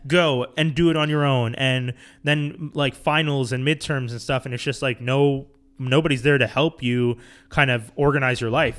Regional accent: Montreal, Quebec, Canada; growing up in Montreal

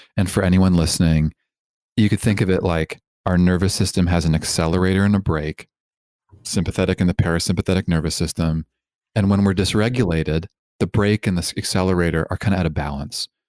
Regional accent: Toronto, Ontario, Canada; also born or lived in Vancouver; I grew up in Canada, in Toronto

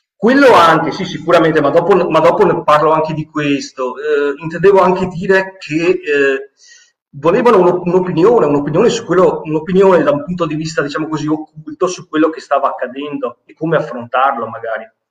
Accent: Venice, Veneto, Italy; Io sono veneziano

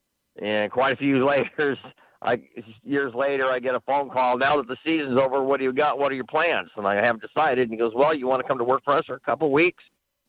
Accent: Long Beach, California, United States; Long Beach Millikan.

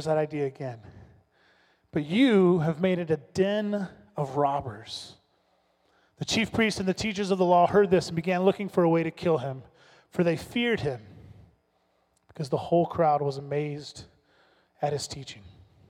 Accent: the South, United States; I told you, I grew up in the South.

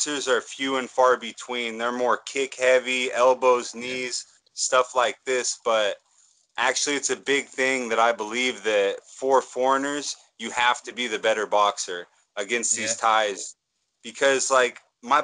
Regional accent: Kansas, United States; now in Chiang Mai, Thailand; I'm actually from Kansas in America.

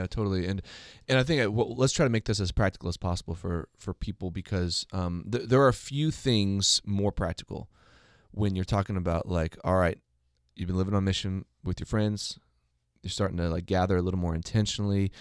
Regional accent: United States; as an American

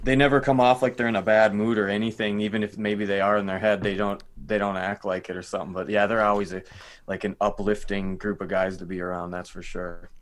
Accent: Minnesota, United States; I'm from Minnesota

